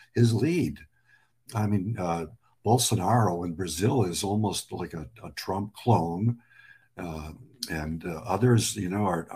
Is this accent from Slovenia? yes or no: no; Lebanon; now in United States; I'm an American immigrant. I was born in Lebanon.